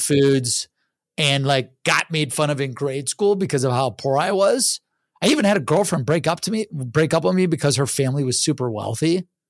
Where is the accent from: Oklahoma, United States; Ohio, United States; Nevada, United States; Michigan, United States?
Ohio, United States; Cleveland; I'm from Cleveland, Ohio